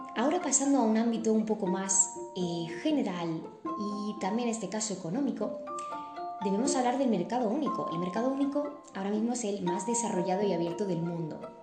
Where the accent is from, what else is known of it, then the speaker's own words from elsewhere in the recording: Spain; nuestro país de origen, en este caso España